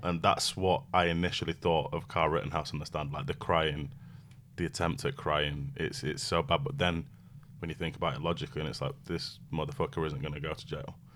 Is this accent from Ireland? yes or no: no; United Kingdom; I'm British by birth, but I'm British Jamaican